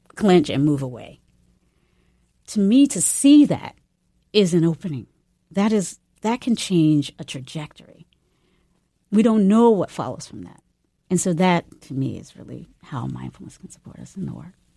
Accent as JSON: {"language": "English", "region": "the South", "country": "United States", "tie": "born or raised there", "also_born_or_lived": "North Carolina / Virginia / San Francisco", "moved": "yes", "said": "growing up in North Carolina and Virginia"}